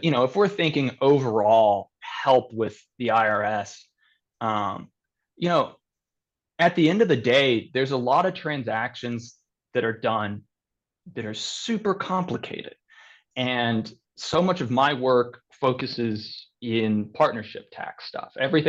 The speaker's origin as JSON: {"language": "English", "region": "Kentucky", "country": "United States", "said": "my whole family, a lot of them, we're all from Kentucky"}